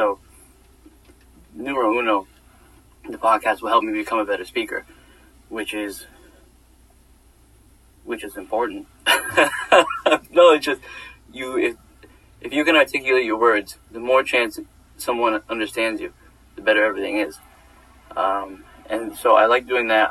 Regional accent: New York, United States; living home at New York for the summer

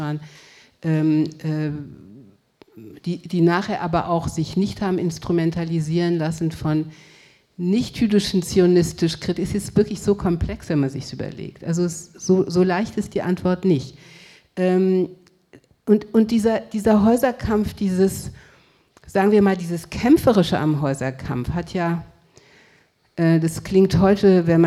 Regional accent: Frankfurt, Hesse, Germany; also born or lived in Cologne / Paris; Ich bin in Köln geboren, mit vier Jahren nach Paris und dann 1962 nach Frankfurt gekommen.

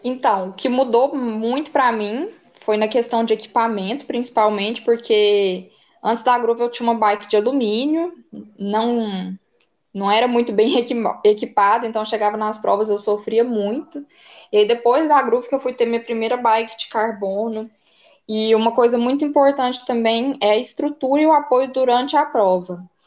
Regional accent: Catalão, Goiás, Brazil; Eu sou de Catalão, Goiás, Goiânia, aqui perto da divisa de Minas.

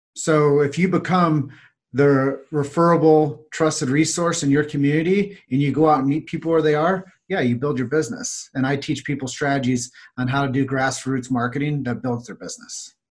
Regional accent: Davenport, Iowa, United States; So my hometown is Davenport, Iowa.

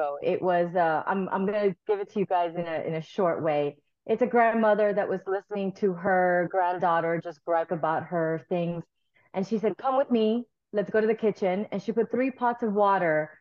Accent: South Florida, United States; also born or lived in Nicaragua; I'm a South Florida girl. I grew up in South Florida. We immigrated here from Nicaragua when I was like 6 or 7.

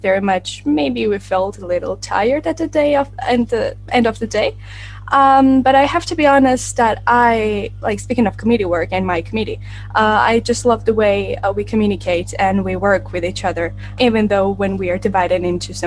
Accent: Tbilisi, Georgia; I am from Georgia, Tbilisi, which is the capital city of our country.

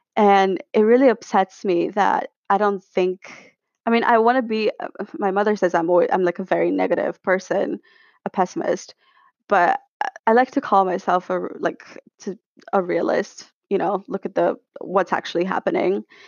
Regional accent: Bulgaria; moved away as an adult; also born or lived in London; I am from Bulgaria. but I do split my time between Sofia and London 'cause that's where I go to school

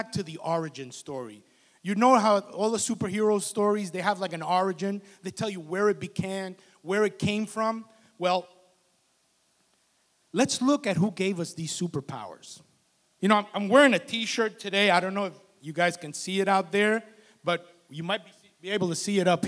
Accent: Union City, New Jersey, United States; I grew up in Union City, New Jersey

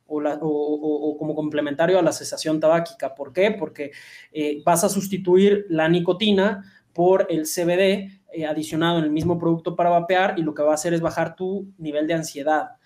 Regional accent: Mexico; nosotros como, mexicanos eh, ingestamos mucho picante

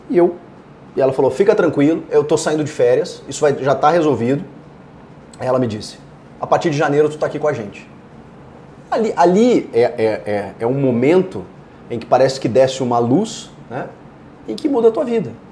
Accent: Porto Alegre, Rio Grande do Sul, Brazil; Sou de Porto Alegre. É, eu, eu, eu nasci ali na, na Adão

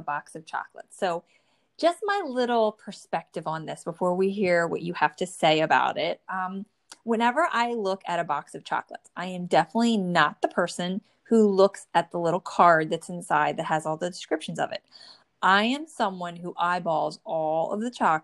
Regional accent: New Jersey, United States; born or raised there

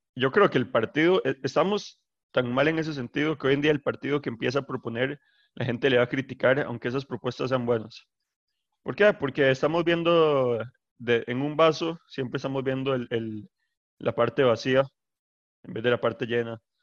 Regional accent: Escazú, San José, Costa Rica; yo soy de Escazú

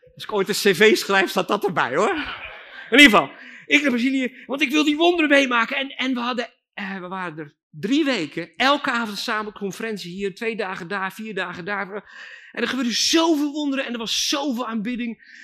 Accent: Belgium; also born or lived in Friesland, Netherlands; now in Netherlands; ik ben opgegroeid in België en toen riep God ons naar Friesland

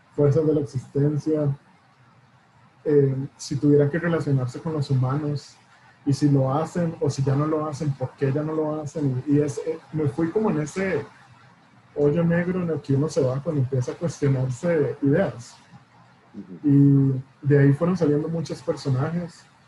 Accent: Costa Rica; nosotros como costarricenses

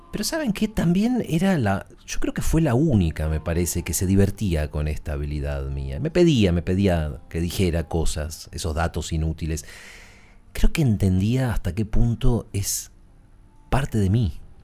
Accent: Buenos Aires, Argentina; Además de chico yo iba al colegio en este barrio, después me fui, pero, pero toda mi infancia fui al colegio en Belgrano

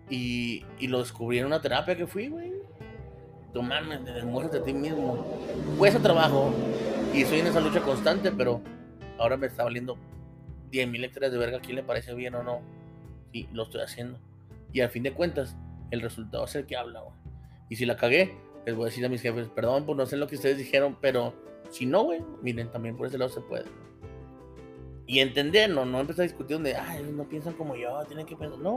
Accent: Mexico; Pero de hambre nunca nos morimos. Somos mexicanos, güey.

